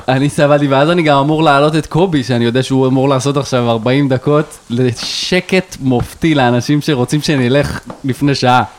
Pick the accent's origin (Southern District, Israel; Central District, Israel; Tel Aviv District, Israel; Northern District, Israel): Central District, Israel; Rosh HaAyin; אני מראש העין